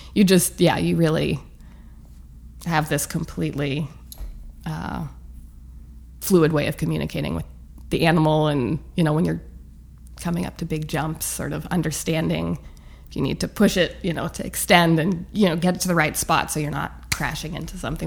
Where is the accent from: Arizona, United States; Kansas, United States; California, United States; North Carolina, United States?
California, United States; Santa Monica; now in New York, United States; I grew up in Santa Monica, which was like much sleepier